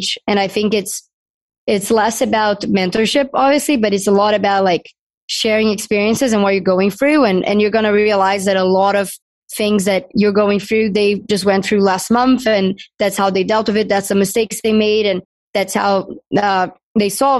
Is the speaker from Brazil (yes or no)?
yes; Brazil; moved away as an adult; now in United States; I'm from Brazil